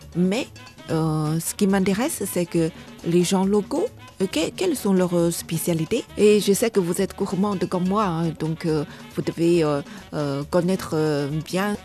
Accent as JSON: {"language": "French", "country": "China", "said": "en tant que chinoise, je ne parle pas non plus le cantonais"}